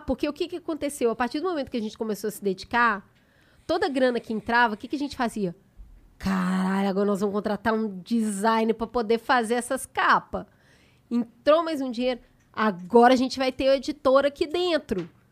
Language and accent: Portuguese; Belo Horizonte, Minas Gerais, Brazil; now in São Paulo, Brazil; eu sou de Belo Horizonte. Quando eu me mudei para São Paulo